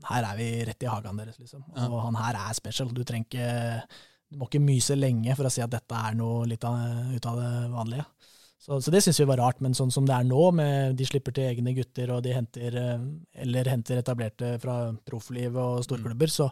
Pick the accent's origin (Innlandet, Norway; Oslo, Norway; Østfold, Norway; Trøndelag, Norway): Innlandet, Norway; Fagernes; Fagernes i vakre, varierte Valdres.